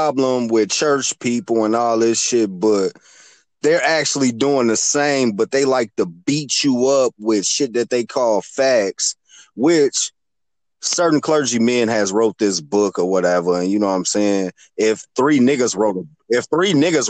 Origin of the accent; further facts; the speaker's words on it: Chicago, Illinois, United States; I'm from Chicago myself